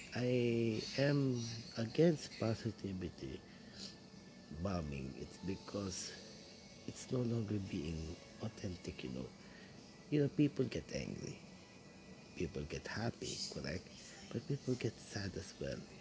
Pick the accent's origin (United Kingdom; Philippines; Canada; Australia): Philippines; Quezon City, Metro Manila; first language Tagalog; English is a second language; I'm from Manila, or Quezon City to be exact